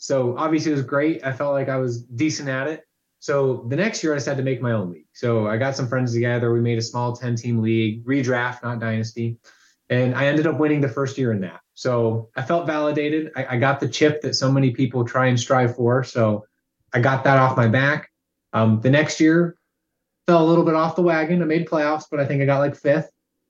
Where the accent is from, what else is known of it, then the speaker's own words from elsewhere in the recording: Indiana, United States; I've grown up around central Indiana pretty much my entire life here.